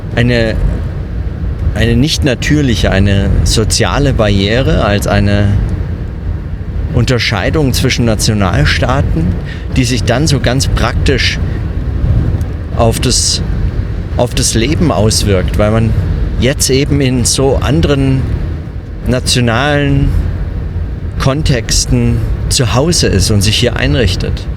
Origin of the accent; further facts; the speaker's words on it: Germany; moved away as an adult; now in Bern, Switzerland; ich als Bürger bin hier lebe hier als Fremder, arbeite als Deutscher in Bern an der Uni